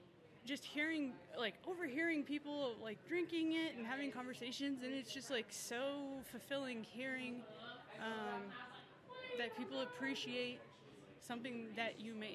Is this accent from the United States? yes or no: yes; Tucson, Arizona, United States; I'm from Tucson as well, and like all of these flavors are flavors I grew up